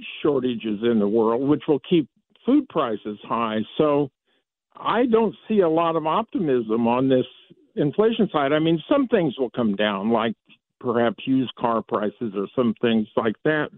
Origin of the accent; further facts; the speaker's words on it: Iowa, United States; I was born and raised in Iowa, so I know a lot about those cornfields. I basically grew up in them.